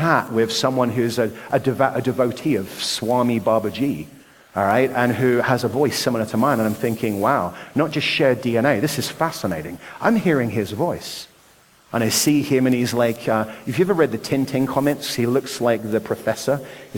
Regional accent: Nottingham, East Midlands, United Kingdom; moved away; also born or lived in Ashford, Kent; I was born in Nottingham, England. You may have noticed I have a different accent.

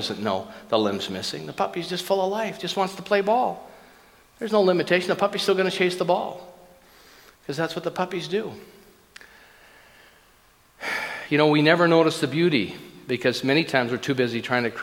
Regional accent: Minnesota, United States; I grew up in Minnesota, and I was a kid in Minnesota, and I remember the trucks, and my dad had a little family grocery store

